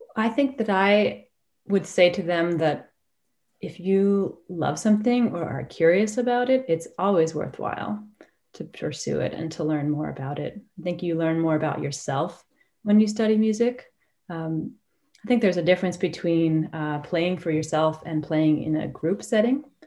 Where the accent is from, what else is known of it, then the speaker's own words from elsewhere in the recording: Woodstock, Vermont, United States; moved away as an adult; I grew up in Woodstock, Vermont, and uh, attended Woodstock High School